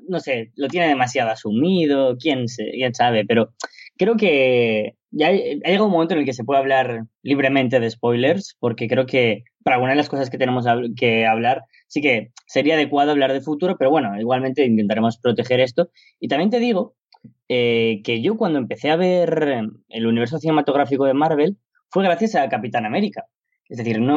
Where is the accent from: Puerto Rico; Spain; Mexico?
Spain; aquí, en mi país, en España